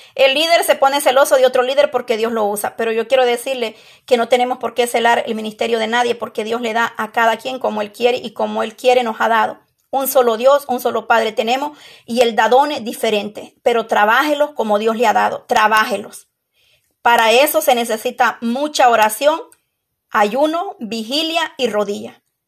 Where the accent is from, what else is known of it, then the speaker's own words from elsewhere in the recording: El Salvador; moved away; Allá en mi país, El Salvador